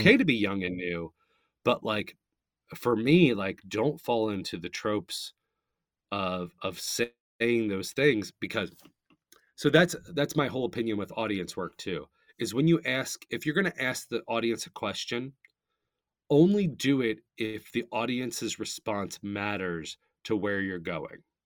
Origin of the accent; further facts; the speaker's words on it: Northern Kentucky, United States; I'm from Northern Kentucky